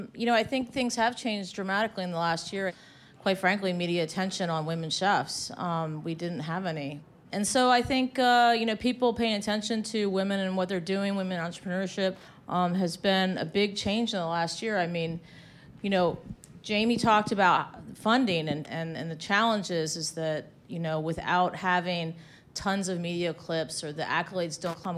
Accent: Arlington, Virginia, United States; So I come from Arlington, and in Arlington, you know, you can go anywhere and have anything.

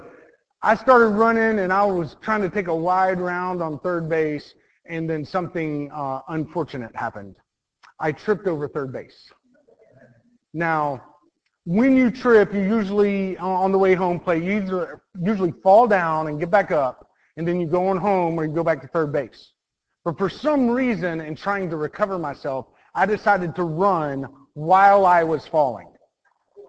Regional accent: Mount Dora, Florida, United States; I grew up in Mount Dora, Florida

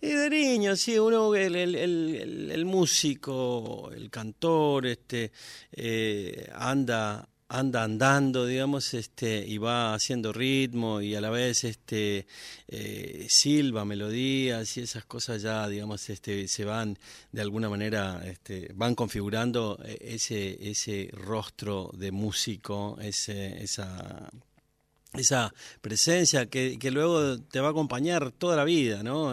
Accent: Las Lomitas, Formosa, Argentina; moved away as an adult; now in Buenos Aires, Argentina; yo nací en Las Lomitas, que es un pueblo chiquito, este, la provincia de Formosa

